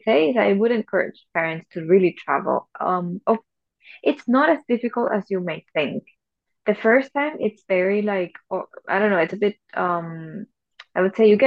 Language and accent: English; Venezuela; also born or lived in Germany; now in Singapore; I'm from Venezuela